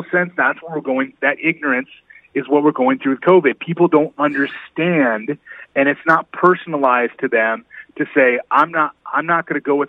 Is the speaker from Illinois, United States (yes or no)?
no; Indiana, United States; now in Georgia, United States; my home state of Indiana